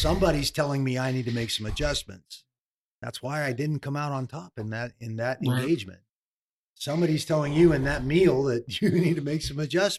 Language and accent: English; Oregon, United States; The Nogueira fight in Oregon, in my hometown.